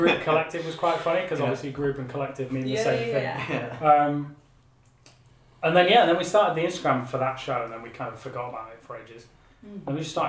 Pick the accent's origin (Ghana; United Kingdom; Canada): United Kingdom; Yorkshire and the Humber; moved away; I'm from Yorkshire